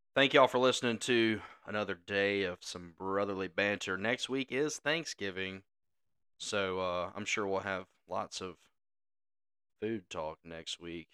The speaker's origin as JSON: {"language": "English", "region": "Mississippi", "country": "United States", "tie": "born or raised there", "said": "we grew up in Mississippi"}